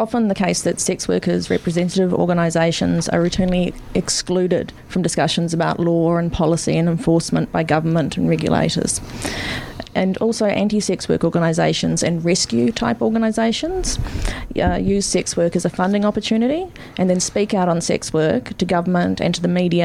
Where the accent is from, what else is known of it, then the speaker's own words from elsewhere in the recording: New Zealand; now in Melbourne, Australia; I'm from New Zealand, but I've been over here a number of years.